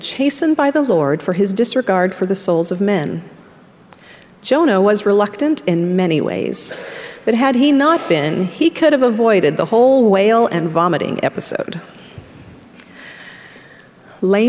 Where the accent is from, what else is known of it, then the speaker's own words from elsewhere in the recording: Orem, Utah, United States; moved away as an adult; also born or lived in Arkansas; I grew up in Orem, Utah, and immediately went to college in Arkansas